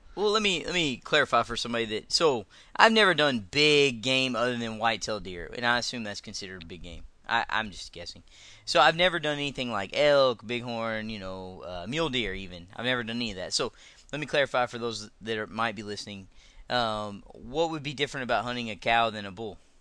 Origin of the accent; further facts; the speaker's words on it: Texas, United States; I'm a Texan, so I live, uh, fairly close to the, uh, the Red River